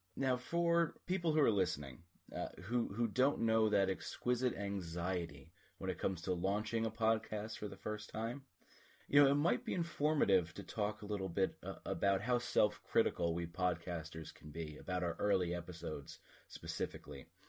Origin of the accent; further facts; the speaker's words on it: United States; as an American familiar with a distinctly different accent